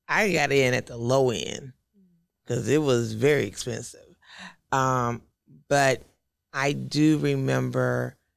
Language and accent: English; Houston, Texas, United States; also born or lived in Dallas, Texas; I'm originally from Houston